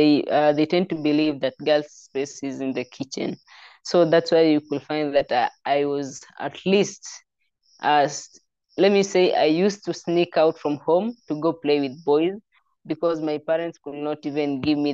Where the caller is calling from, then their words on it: Kitale, Rift Valley, Kenya; I'm an IOC Young Leader representing Kenya, and I'm calling from Kenya in a city called, in a town called Kitale. It's in the Rift Valley part of Kenya.